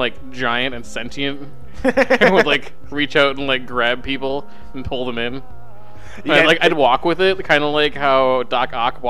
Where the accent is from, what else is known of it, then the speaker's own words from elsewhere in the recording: Wisconsin, United States; moved away; I'm from Wisconsin